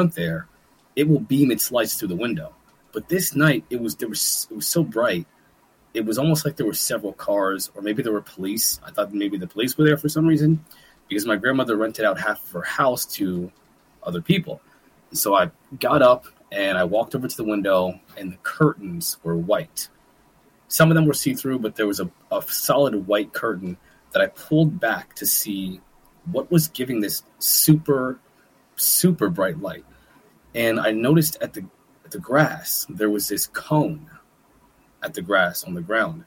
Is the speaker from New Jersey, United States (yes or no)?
yes; Manalapan, New Jersey, United States; moved away as an adult; also born or lived in Trenton, New Jersey / Lewistown, Pennsylvania; now in Pennsylvania, United States; I was born in Trenton, New Jersey, actually, one of the worst places in the country. And I grew up in Manalapan, New Jersey, and Lewistown, Pennsylvania, together simultaneously.